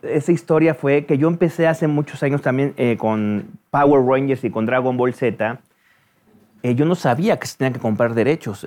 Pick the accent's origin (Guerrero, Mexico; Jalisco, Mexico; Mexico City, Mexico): Mexico City, Mexico; terminé la preparatoria en el Centro Universitario México